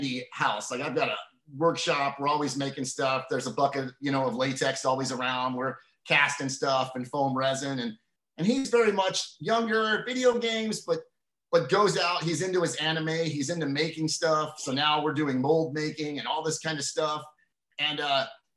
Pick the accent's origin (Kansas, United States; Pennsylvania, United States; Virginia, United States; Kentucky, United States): Pennsylvania, United States; Donora; moved away; also born or lived in Charleroi, Pennsylvania; the culture of growing up in Western Pennsylvania